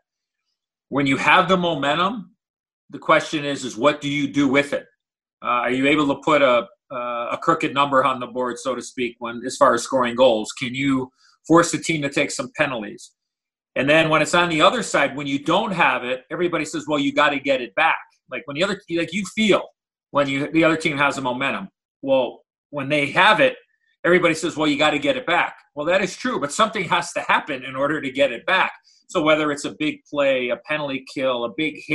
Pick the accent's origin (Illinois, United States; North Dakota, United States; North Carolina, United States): Illinois, United States; Chicago; when I was a young boy growing up in Chicago